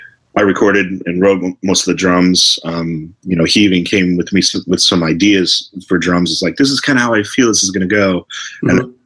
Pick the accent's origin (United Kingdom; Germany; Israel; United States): United States; Port Charlotte, Florida; moved away as an adult; also born or lived in Detroit, Michigan; now in Boston, United States; I grew up in Port Charlotte, Florida.